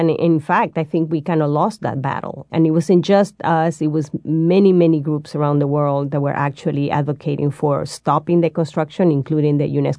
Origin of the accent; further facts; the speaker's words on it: Peru; I mean, it's really hard for me to pick favorites, but I'm from Peru, and I'm going to start mentioning a few sites from Peru.